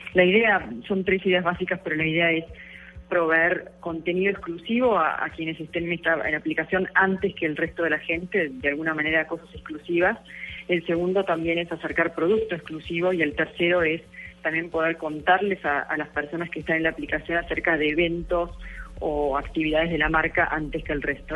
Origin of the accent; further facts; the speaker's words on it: Argentina; Soy argentina